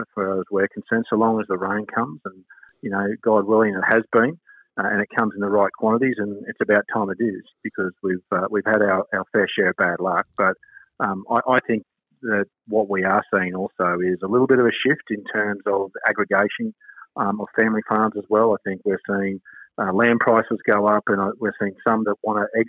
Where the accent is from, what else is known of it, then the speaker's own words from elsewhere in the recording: Queensland, Australia; as a Queenslander